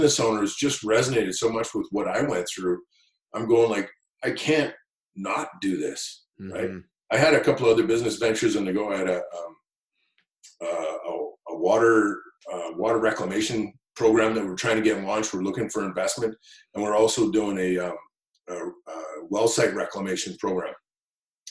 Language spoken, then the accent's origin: English; Kelowna, British Columbia, Canada; growing up in Kelowna